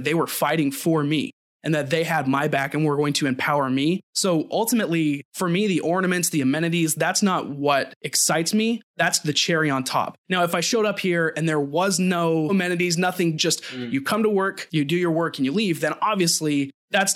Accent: Utah, United States; I'm from Utah, and Utah is actually kind of a small tech market right now

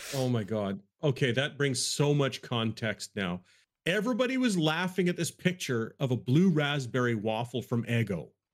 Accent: Canada; I'm Canadian

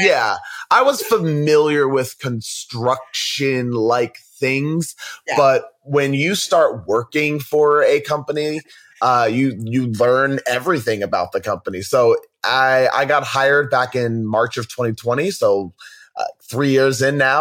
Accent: Philadelphia, Pennsylvania, United States; I'm from Philadelphia

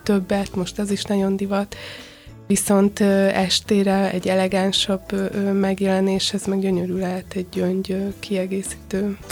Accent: Hungary; also born or lived in London; magyar vagyok, Magyarországon dolgozom

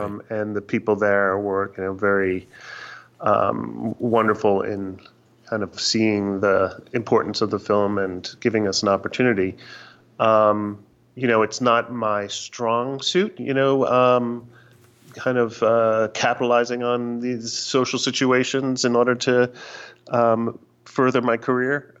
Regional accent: New York, United States; growing up in New York

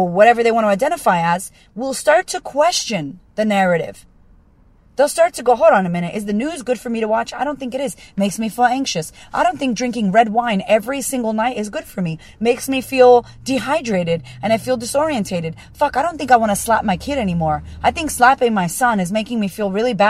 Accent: United States; I'm American

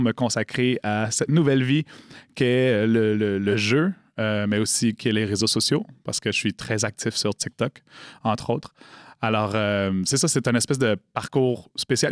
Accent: Montreal, Quebec, Canada; j'ai grandi loin de la communauté euh, d'Odanak, j'ai grandi à Montréal

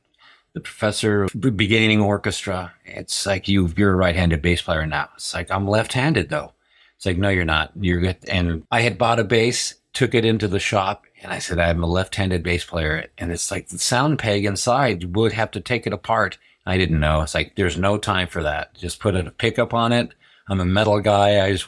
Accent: Berlin, Germany; born there; I was born in Berlin, and watching this carousel go around

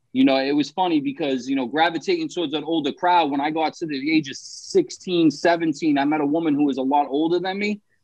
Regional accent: Somerville, Massachusetts, United States; I grew up in Somerville, Massachusetts. It's like right in Boston, right outside of Boston.

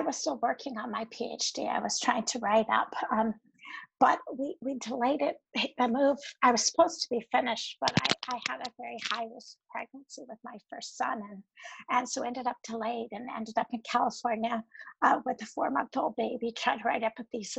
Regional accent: Merritt, British Columbia, Canada; moved away; also born or lived in Kingston, Ontario; I grew up near in Merritt, BC

